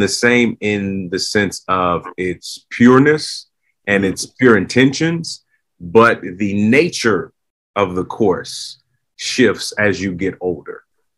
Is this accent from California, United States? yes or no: yes; Los Angeles, California, United States; growing up in Southern California, Hollywood was always in my backyard.